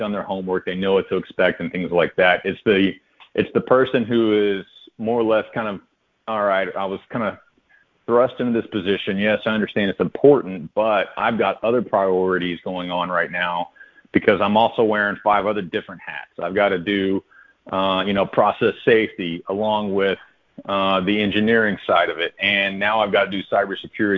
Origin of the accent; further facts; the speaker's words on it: Odessa, Texas, United States; I grew up in Odessa, Texas